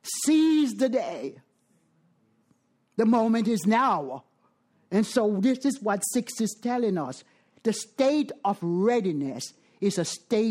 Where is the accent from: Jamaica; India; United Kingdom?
Jamaica; moved away; I am from Jamaica.